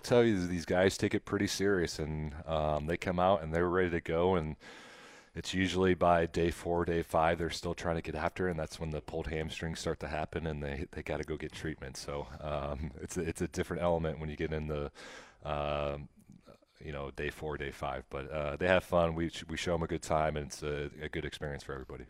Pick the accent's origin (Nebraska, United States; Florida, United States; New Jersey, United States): Nebraska, United States; now in Kansas City, United States; I grew up in Nebraska